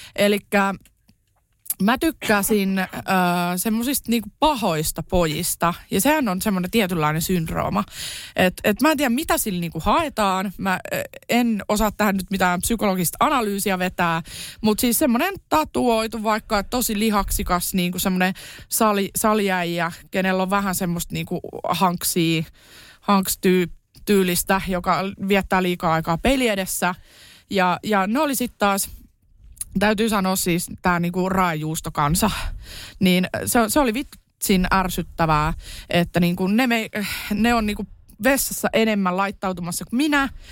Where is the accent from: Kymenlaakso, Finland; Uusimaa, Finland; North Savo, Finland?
Uusimaa, Finland; Kerava; also born or lived in Tampere; Mä oon siis Keravalta lähtöisin lapsuuteni elänyt siellä